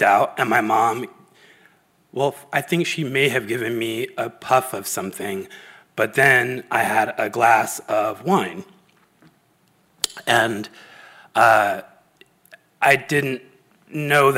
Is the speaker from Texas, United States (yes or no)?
no; San Diego, California, United States; I grew up in San Diego in the 70s